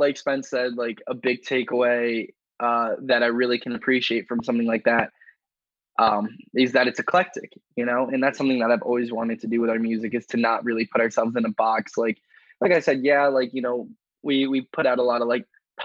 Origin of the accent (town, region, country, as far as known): New York, United States